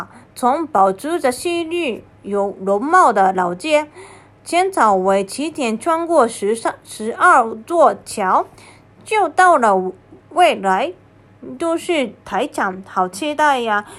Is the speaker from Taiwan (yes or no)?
no; China; 而我们中国人是喜欢金色的，对，在日本红白色是吉祥物、吉祥的配色，而在中国分别是象征红白系系系的颜色。